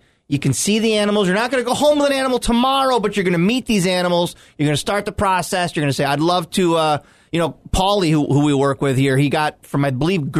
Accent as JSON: {"language": "English", "town": "Pennellville", "region": "New York", "country": "United States", "tie": "born or raised there", "said": "I grew up in Pennellville, which is a small town up in Oswego County."}